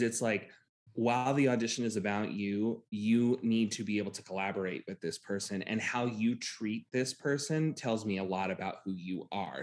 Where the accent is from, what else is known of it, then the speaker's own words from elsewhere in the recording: Titusville, Florida, United States; I grew up in central Florida, right near the Space Center